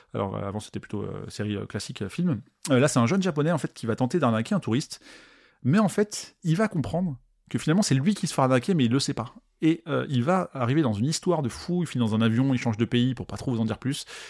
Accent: France; en tant que Français

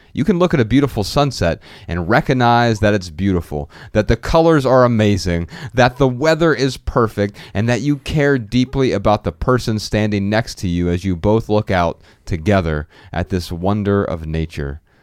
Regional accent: Dayton, Ohio, United States; I'm from Dayton, Ohio

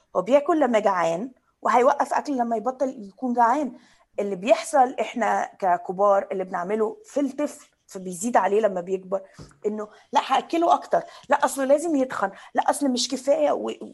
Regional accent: Egypt; انا كبرت يعني في مصر

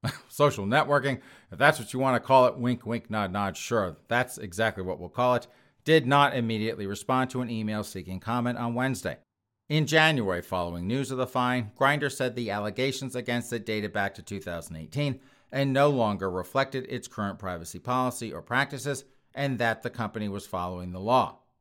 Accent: United States; being an American

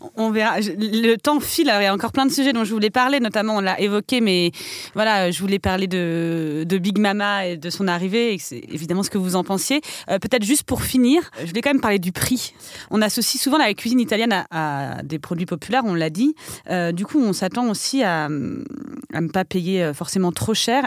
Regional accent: France; en tant que Français

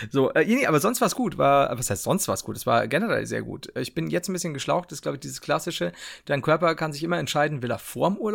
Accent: Turkey; merkt man, ich komme aus der Türkei, da reden die so.

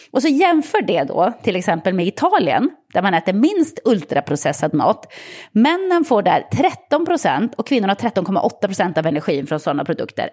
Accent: Sweden

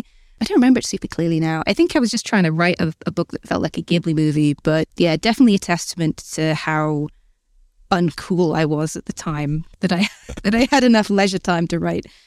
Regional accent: Newcastle, North East England, United Kingdom; now in Bristol, United Kingdom; I grew up in Gosforth, which is like the posh, boring bit of Newcastle, hence why I don't have the accent.

